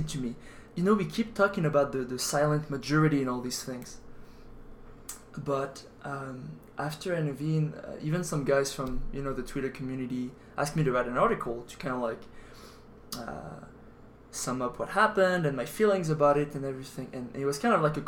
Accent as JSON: {"language": "English", "country": "France", "moved": "yes", "said": "I'm from France"}